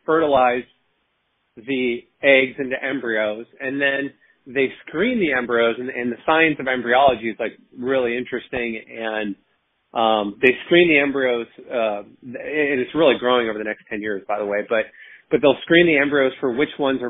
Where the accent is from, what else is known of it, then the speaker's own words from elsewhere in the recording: West Coast, United States; now in Washington, D.C., United States; I'm originally from the West Coast, but I live in Washington, D.C. now